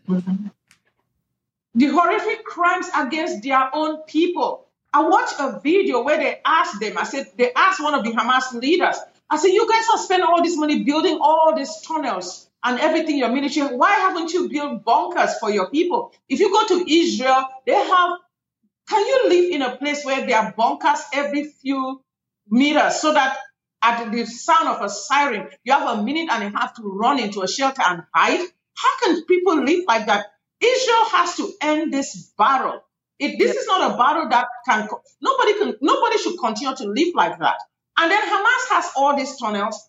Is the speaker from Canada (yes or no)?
no; Cameroon; now in United States; I come from Cameroon, West Africa. That's where I am from originally. My country has had a civil war